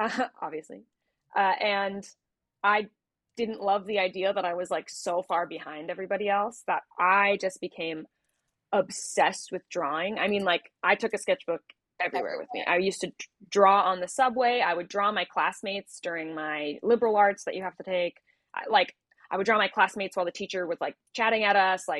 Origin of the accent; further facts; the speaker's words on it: New Jersey, United States; now in Los Angeles, United States; I am from New Jersey originally, the great Garden State. Yeah, born and raised